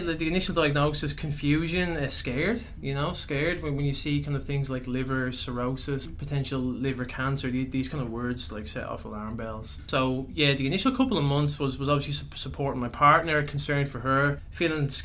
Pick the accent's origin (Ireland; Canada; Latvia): Ireland; first language English; moved away as an adult; now in Melbourne, Australia; I was born and raised in Ireland, as you might be able to tell by the accent.